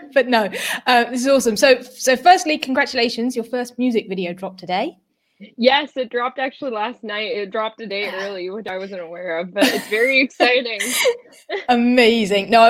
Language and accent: English; India; as an Indian, if I said to my mom, okay, let, let alone like looks and stuff, but if I said to my mom, hey, I'm going to go be a model